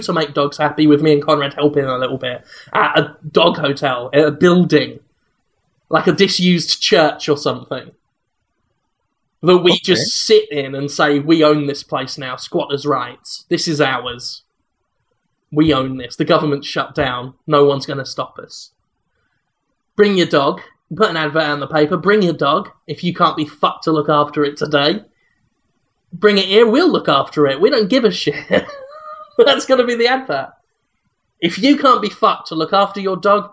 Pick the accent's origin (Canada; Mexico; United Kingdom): United Kingdom; I am British.